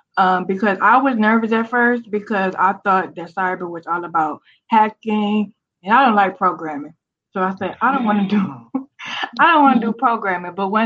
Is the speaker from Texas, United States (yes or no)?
no; Cleveland, Ohio, United States; moved away as an adult; also born or lived in Southern Maryland; now in Ashburn, United States; I'm originally from Cleveland, Ohio